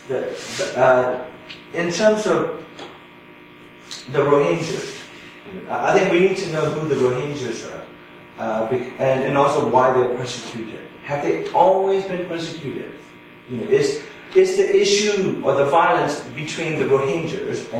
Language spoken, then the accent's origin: English; Mandalay, Mandalay Region, Myanmar; moved away as an adult; also born or lived in United States / Southeast Asia; I'm from Mandalay, the second largest city, from an educated family